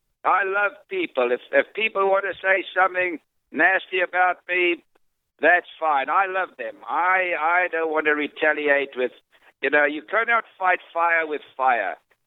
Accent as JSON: {"language": "English", "country": "South Africa", "said": "me being a South African."}